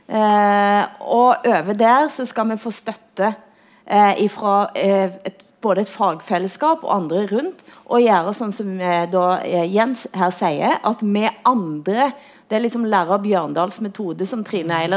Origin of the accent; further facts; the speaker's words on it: Norway; hvor flau hun er over at jeg er nordmann.